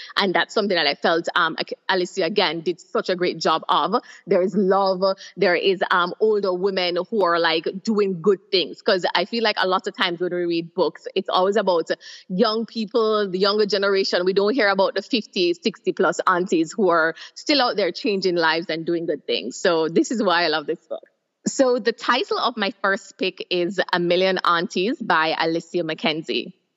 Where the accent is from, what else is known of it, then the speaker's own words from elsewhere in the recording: Jamaica; moved away as an adult; now in Trinidad and Tobago; I am originally from Jamaica, but I've been living in Trinidad and Tobago for over six years.